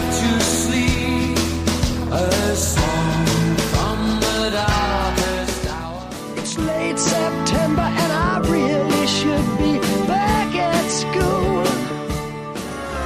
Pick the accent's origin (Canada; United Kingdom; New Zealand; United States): United Kingdom; Hastings, South East England; Never again will I have my hometown dismissed or looked down upon.